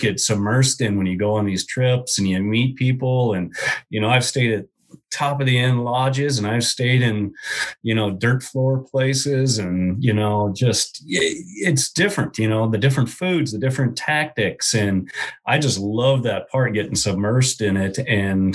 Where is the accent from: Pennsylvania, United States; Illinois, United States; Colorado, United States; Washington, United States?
Washington, United States; I grew up here in Washington State